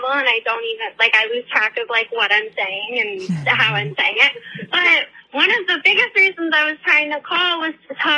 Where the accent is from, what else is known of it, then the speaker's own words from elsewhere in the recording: Maryland, United States; I'm from Maryland